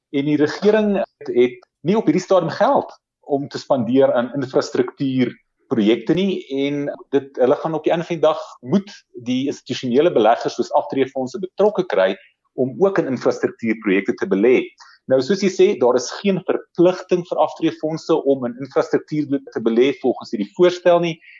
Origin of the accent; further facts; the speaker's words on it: South Africa; ons as Suid-Afrikaners